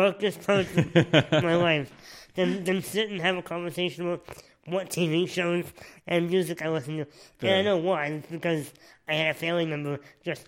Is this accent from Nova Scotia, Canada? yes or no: yes; Nova Scotia, Canada; when I was a baby, I lived there for like 18 months